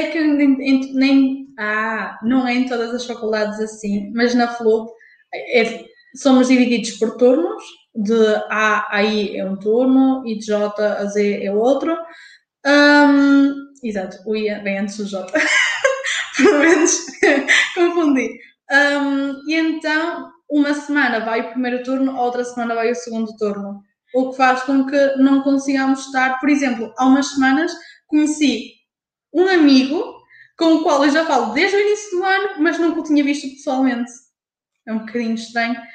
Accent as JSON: {"language": "Portuguese", "town": "Porto", "region": "Norte", "country": "Portugal", "said": "Eu sabia, mas eu sou do Porto"}